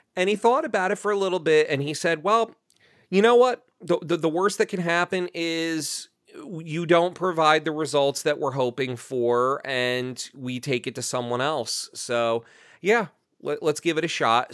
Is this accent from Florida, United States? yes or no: no; New Jersey, United States; where I grew up in New Jersey